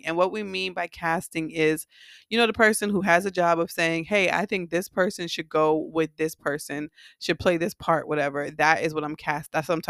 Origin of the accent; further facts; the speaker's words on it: Miami, Florida, United States; When them niggas went to Miami, Florida. {S1} Where? {S0} Not only my hometown